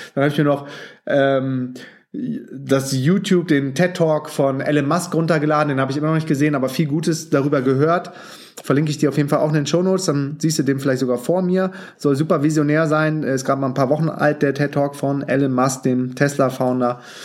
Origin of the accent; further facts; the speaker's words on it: Düsseldorf, North Rhine-Westphalia, Germany; moved away as an adult; now in Berlin, Germany; als gebürtiger Düsseldorfer und Hardcore Fortuna Düsseldorf-Fan